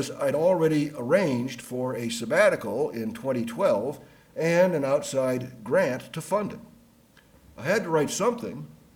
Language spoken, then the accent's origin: English; Chicago, Illinois, United States; I grew up in Chicago